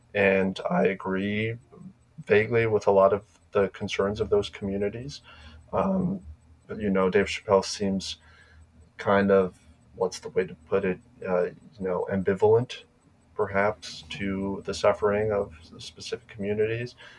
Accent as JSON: {"language": "English", "country": "Slovakia", "moved": "yes", "said": "In Slovakia, my home country in Europe"}